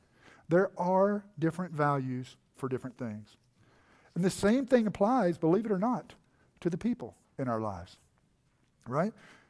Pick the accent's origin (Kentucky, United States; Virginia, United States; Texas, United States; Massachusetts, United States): Texas, United States; when I was a young boy and I was growing up in East Texas, I spoke much differently than I do now. Not only did I have a much more pronounced accent, right?